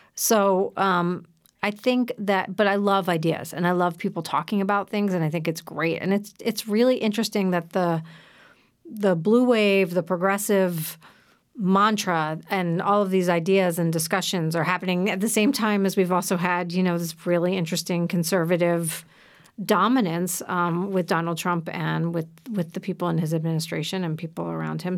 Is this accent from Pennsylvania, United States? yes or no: yes; Philadelphia, Pennsylvania, United States; I grew up in Philadelphia